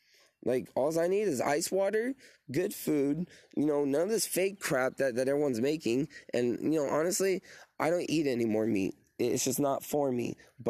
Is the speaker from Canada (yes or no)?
no; Australia; they don't even want to come at me because I'm Australian.